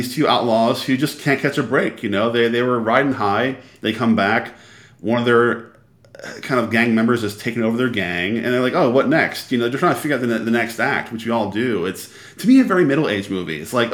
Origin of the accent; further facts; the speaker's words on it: Philadelphia, Pennsylvania, United States; Philadelphia, my hometown. And the Philly of Mikey and Nikki is like the Philly I remember from my childhood.